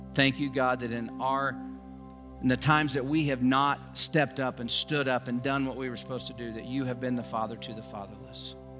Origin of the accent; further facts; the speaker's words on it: Joplin, Missouri, United States; now in Newcastle, United States; my hometown, Joplin, Missouri